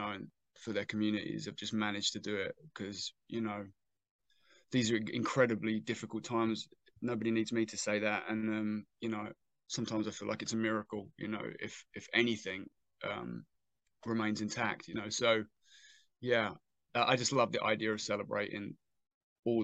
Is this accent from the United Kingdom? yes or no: yes; Southend-on-Sea, East of England, United Kingdom; my hometown